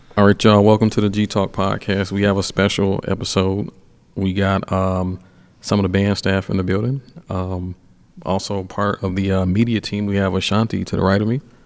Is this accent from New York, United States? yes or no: no; Atlanta, Georgia, United States; I'm a kid from Atlanta